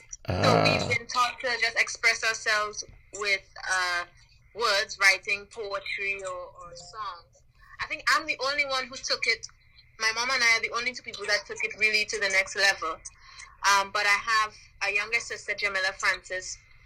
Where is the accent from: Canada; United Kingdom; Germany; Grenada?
Grenada; Saint Patrick; I am born and raised in Grenada